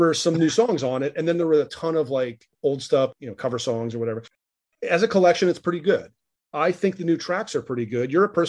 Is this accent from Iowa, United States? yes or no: yes; Iowa, United States; I grew up in Iowa.